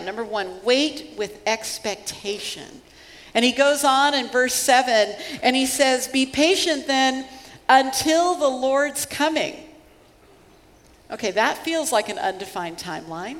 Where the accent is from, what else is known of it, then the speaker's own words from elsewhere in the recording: Seattle, Washington, United States; I'm from Seattle, and so I am hardly a farm girl